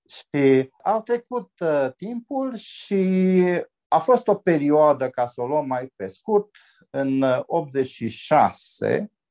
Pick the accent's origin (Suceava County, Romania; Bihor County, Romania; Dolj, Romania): Bihor County, Romania; Oradea; m-am născut aici la maternitatea din Oradea